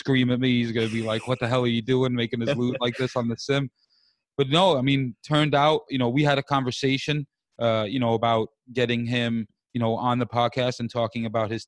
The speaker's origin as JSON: {"language": "English", "town": "New York City", "region": "New York", "country": "United States", "said": "I'm from the East Coast. I'm a New York City boy"}